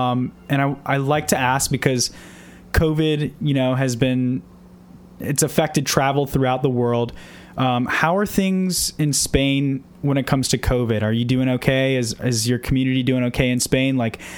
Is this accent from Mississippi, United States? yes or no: no; Orlando, Florida, United States; I'm actually from Orlando.